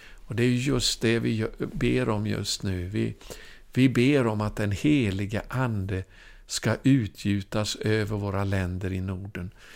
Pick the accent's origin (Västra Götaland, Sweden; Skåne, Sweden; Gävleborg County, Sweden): Västra Götaland, Sweden; Ulricehamn; min hemstad då, där jag gick i skola i Ulricehamn i Västergötland